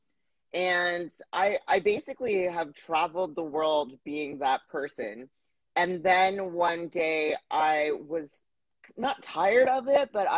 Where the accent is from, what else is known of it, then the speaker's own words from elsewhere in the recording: Plaster Rock, New Brunswick, Canada; moved away as an adult; also born or lived in Halifax / Ottawa / Vancouver; now in Toronto, Canada; I'm from a very small village. I actually didn't even live in the village. I lived outside of the village, called Plaster Rock, New Brunswick. So that's where I consider home